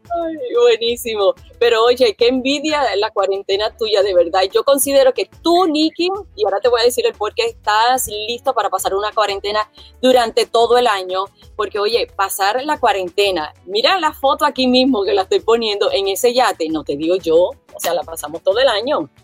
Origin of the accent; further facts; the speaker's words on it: Puerto Rico; como puertorriqueña